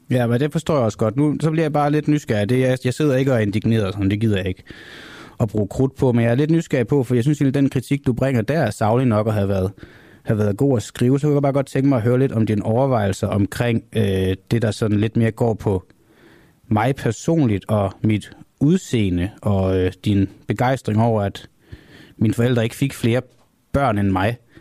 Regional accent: Copenhagen, Capital Region of Denmark, Denmark; Jeg er fra Amager, ikke fra Jylland

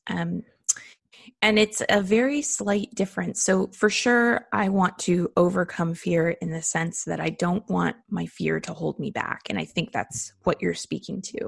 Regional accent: United States; being an American

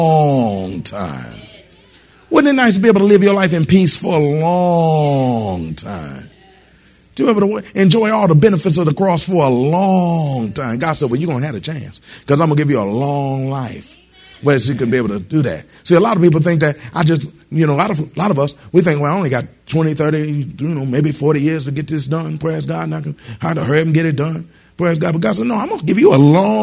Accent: Michigan, United States; I was born in Michigan

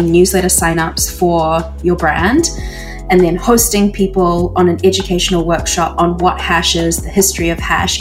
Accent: New Zealand; moved away as an adult; now in Canada; I've always felt quite alone growing up in New Zealand

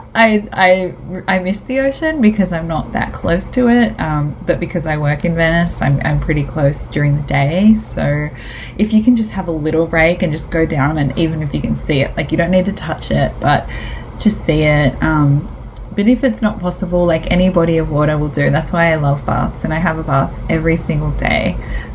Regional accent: Australia; I'm the Aussie dag

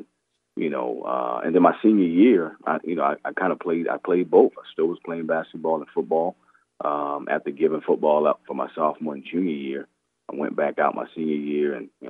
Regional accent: Charleston, South Carolina, United States; Well, I grew up in Charleston.

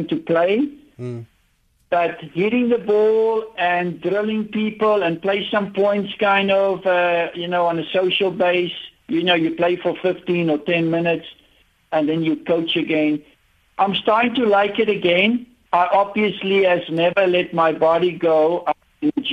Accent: South Africa; I was from South Africa and we were, you know, isolated

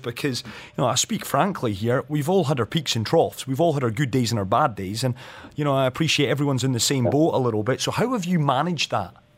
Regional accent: Scotland, United Kingdom; accent: Scottish; You'll hear from my accent, Mark. Scottish

